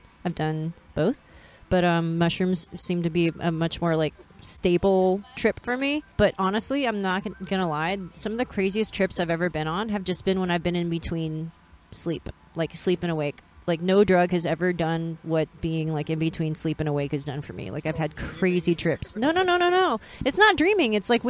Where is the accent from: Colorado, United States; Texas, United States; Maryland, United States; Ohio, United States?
Texas, United States; I am originally from Texas. I'm the bass player.